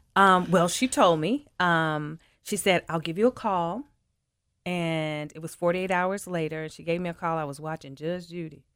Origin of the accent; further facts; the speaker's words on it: Memphis, Tennessee, United States; born and raised in Memphis